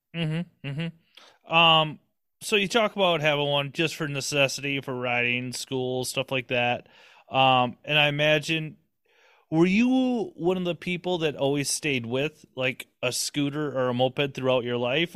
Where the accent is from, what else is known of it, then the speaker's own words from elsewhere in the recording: Minnesota, United States; I'm just a Minnesota kid